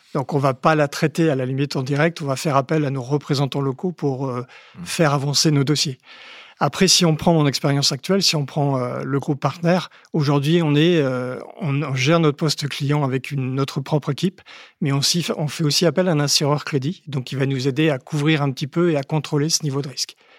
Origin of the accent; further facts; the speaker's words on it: Haute-Marne, Grand Est, France; quand j'étais petit, euh, en Haute-Marne